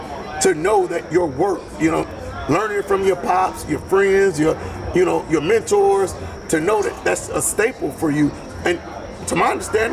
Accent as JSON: {"language": "English", "town": "Detroit", "region": "Michigan", "country": "United States", "said": "I'm originally from Detroit."}